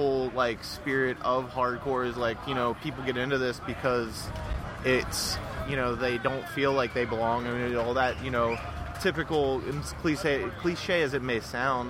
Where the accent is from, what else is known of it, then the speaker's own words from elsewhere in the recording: Ohio, United States; I'm from Ohio